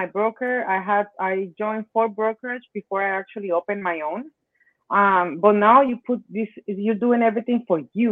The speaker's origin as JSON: {"language": "English", "town": "Cali", "region": "Valle del Cauca", "country": "Colombia", "second_language": "English", "moved": "yes", "lives_now": "Florida, United States", "said": "that's where I'm from, Colombia. I'm from Cali, Colombia."}